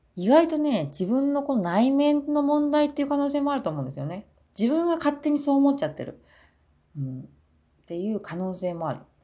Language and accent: Japanese; Japan; moved away as an adult; now in South Korea